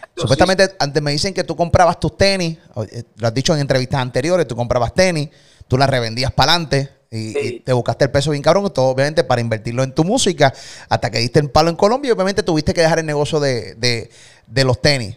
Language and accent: Spanish; Puerto Rico; soy el … de Puerto Rico